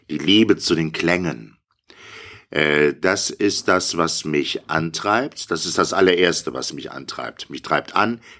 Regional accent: Bonn, North Rhine-Westphalia, Germany; Ich saß äh, auf einer Wiese in dem Kindergarten in Bonn, wo ich groß geworden bin.

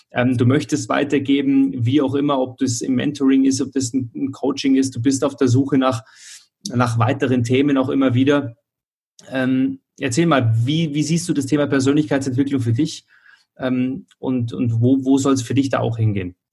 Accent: Munich, Bavaria, Germany; ich komme ja auch aus dem Münchner Süden

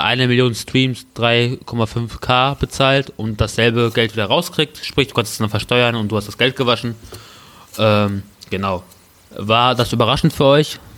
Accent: Peine, Lower Saxony, Germany; ich bin Peiner

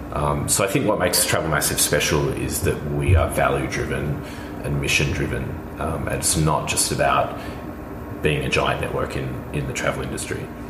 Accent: Australia; now in Berlin, Germany; I'm Australian.

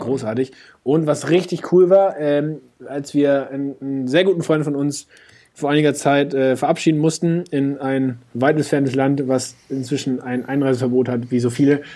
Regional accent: Hamburg, Germany; als Hamburger

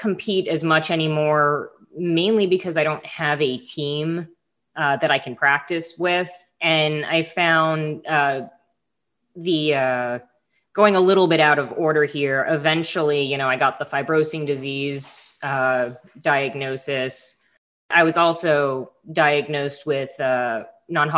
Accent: South Florida, United States; I grew up in South Florida, snorkeling, diving.

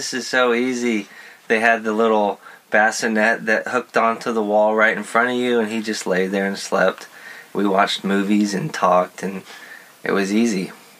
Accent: West Texas, United States; moved away; I grew up in West Texas, so I'm used to some hot heat

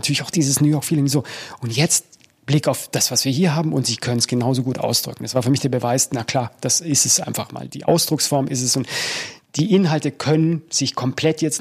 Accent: Munich, Bavaria, Germany; bei mir war es als Münchner äh, schon immer ziemlich gesellig.

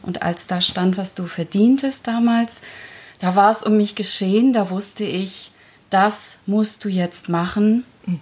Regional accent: Germany; German is a second language; ich bin mit fünf Jahren nach Deutschland gekommen. Ich konnte die Sprache nicht. Ich wurde einfach in die Schule gesteckt, ohne eine Einschulung. Und ich konnte kein Wort Deutsch

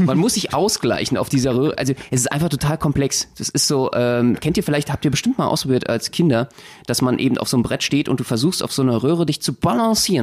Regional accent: Germany; bei uns in Deutschland

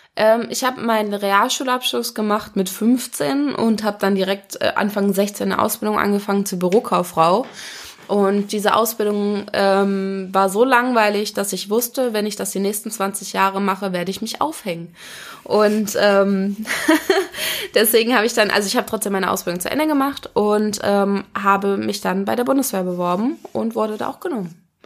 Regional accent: Wolfhagen, Hesse, Germany; also born or lived in Kassel; now in Frankfurt, Germany; Geboren bin ich in Wolfhagen. Das ist ein, ähm, ein ganz kleines Dorf in der Nähe von Kassel

